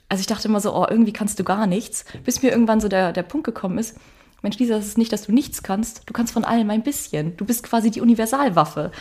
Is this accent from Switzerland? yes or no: no; Northern Germany, Germany; moved away as an adult; also born or lived in Iceland; now in Akureyri, Iceland; ich als Norddeutsche kenne so ein bisschen Schnee